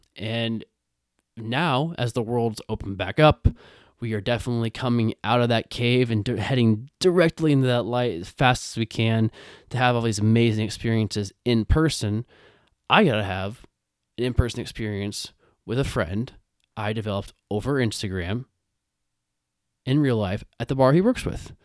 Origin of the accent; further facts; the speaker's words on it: Iowa, United States; I grew up in Iowa